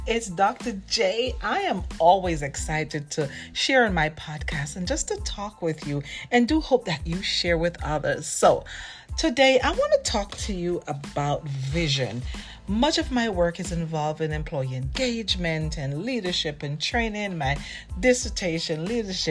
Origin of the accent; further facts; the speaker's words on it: Jamaica; I'm from Jamaica